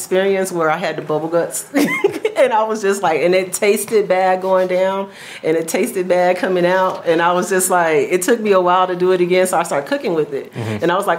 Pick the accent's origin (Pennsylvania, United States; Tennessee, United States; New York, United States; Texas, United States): Texas, United States; moved away as an adult; I'm from Texas.